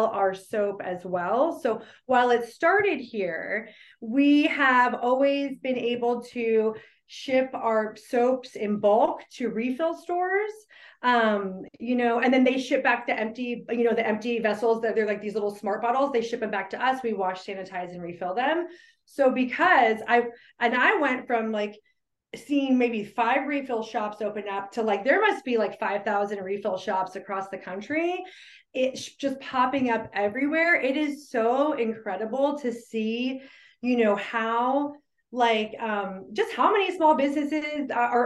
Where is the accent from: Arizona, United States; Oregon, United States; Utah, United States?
Arizona, United States; Phoenix; now in Durham, United States; I'm originally from Phoenix, Arizona